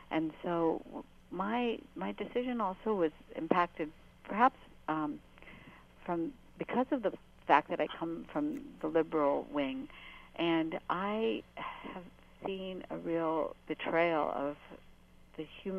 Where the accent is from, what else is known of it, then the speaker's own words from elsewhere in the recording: United States; I voted for him because I am an American Muslim who wants to see our country deal with the issue of extremism